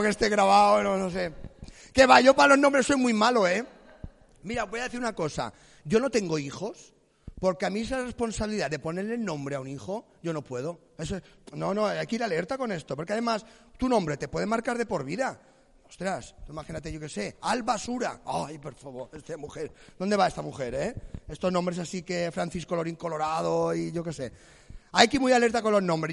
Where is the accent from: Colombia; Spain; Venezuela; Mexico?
Spain; Palma, Balearic Islands; Yo vengo de Empalma, la ciudad más erótica de Mallorca, Empalma